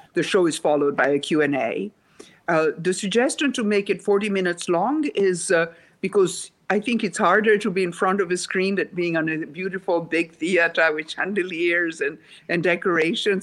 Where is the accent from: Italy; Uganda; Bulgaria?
Italy; Rome, Lazio; English is a second language; moved away as an adult; also born or lived in Sweden; I was born in Rome, Italy